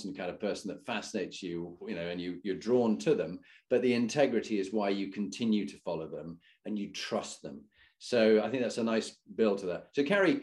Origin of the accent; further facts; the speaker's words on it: Halifax, Yorkshire and the Humber, United Kingdom; also born or lived in Scarborough; I was born in Scarborough, brought up in Halifax